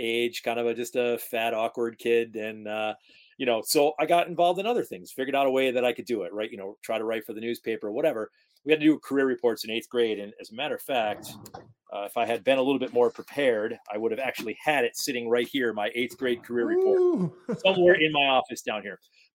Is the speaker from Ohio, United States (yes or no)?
no; Rotterdam, New York, United States; also born or lived in Rochester, New York; Rotterdam, New York is the hometown